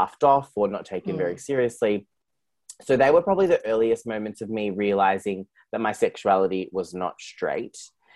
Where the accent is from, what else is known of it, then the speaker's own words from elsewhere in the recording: Geelong, Victoria, Australia; I grew up in Geelong, which is where I'm recording from today